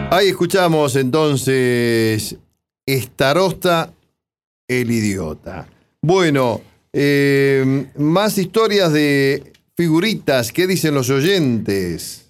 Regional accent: 25 de Mayo, Buenos Aires Province, Argentina; museos, de mi pueblo, ya fui al Paula Florido, donde está la historia viva de mi ciudad

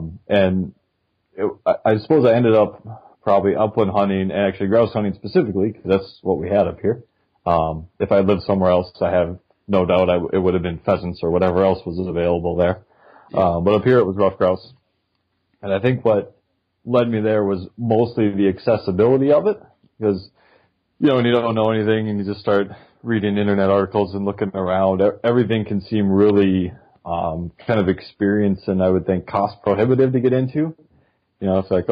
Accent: Duluth, Minnesota, United States; I grew up in Duluth, Minnesota

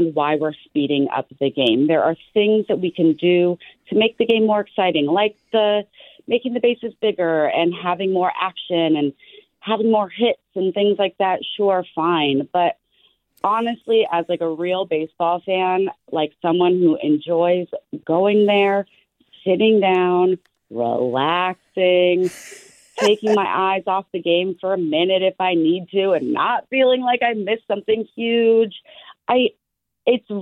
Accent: San Francisco, California, United States; I am born and raised in San Francisco

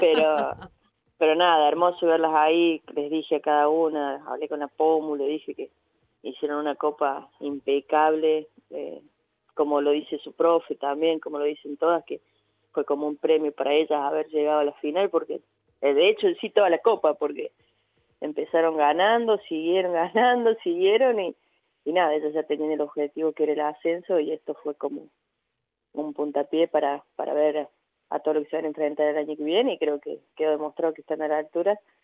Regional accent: Córdoba, Argentina; moved away; yo también vengo de Córdoba, vengo del interior

